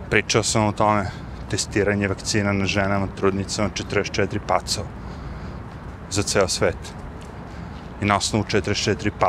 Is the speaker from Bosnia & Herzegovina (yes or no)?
no; Serbia; now in United States; kod nas u Srbiji